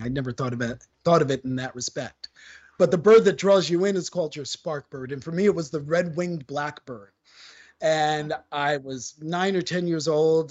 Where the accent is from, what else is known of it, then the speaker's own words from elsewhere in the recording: New York City, New York, United States; as a New Yorker, I am that stereotypical New Yorker who doesn't drive